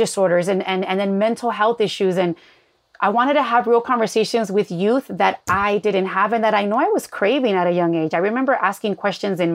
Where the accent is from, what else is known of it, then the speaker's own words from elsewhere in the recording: Los Angeles, California, United States; I grew up in East